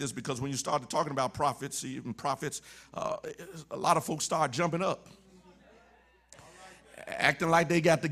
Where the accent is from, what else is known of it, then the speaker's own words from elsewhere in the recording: Mississippi, United States; moved away as an adult; also born or lived in Illinois; I'm from Mississippi now, I'm in Illinois